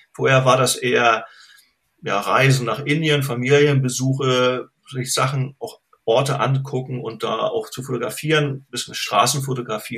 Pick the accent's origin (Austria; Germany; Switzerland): Germany; bin in der DDR aufgewachsen